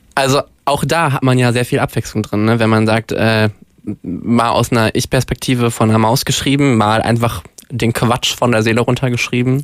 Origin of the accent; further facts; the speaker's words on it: Duisburg, North Rhine-Westphalia, Germany; now in Cologne, Germany; Also ich komme äh, gebürtig aus dem Ruhrpott und äh, habe, nachdem ich nach Köln gezogen bin